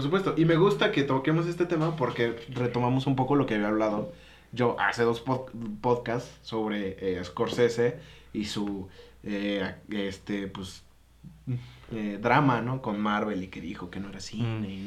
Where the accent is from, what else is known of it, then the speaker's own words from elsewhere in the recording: Mexico; como mexicano